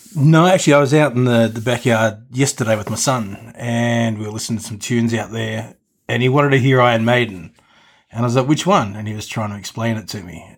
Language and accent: English; Australia; when I was growing up in Australia